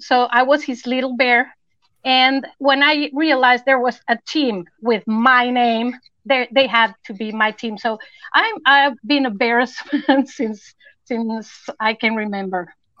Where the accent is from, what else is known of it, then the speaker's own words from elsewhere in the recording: Mexico City, Mexico; moved away as an adult; now in Acapulco, Mexico; I'm originally from Mexico City, but I've lived in Acapulco, Mexico for 25 years.